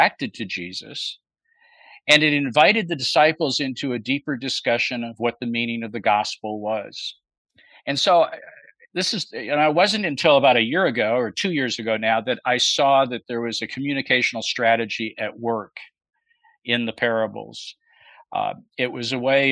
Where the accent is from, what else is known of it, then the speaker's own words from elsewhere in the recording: Buffalo, New York, United States; also born or lived in Chicago area / Toronto, Canada / Bloomington, Indiana / Denver, Colorado; now in Birmingham, United States; grew up in Buffalo, New York